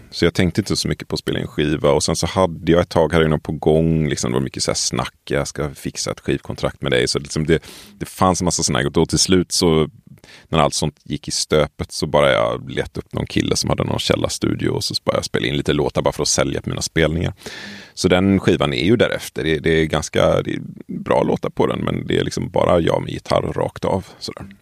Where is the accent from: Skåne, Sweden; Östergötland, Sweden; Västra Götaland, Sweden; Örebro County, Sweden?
Västra Götaland, Sweden; Tollered; moved away as an adult; Jag kommer från, eh, vad ska man säga, strax utanför ett litet ställe som heter Tollered som i sin tur är, ligger utanför Göteborg.